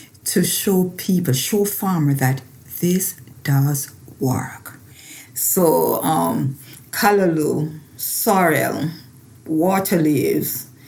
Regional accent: Clarendon, Jamaica; moved away as an adult; now in Maryland, United States; I grew up in central Jamaica, Clarendon, to be exact.

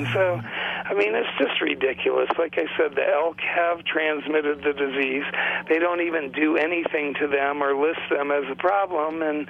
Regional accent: Great Plains, United States; from a nation that calls itself Tatanko Oyate, and the closest that translates to your language is I come from the Buffalo Nation.

